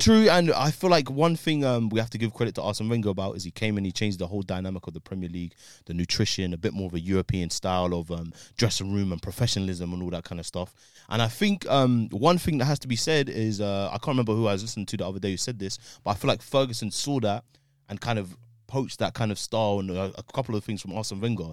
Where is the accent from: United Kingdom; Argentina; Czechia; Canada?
United Kingdom; as a British man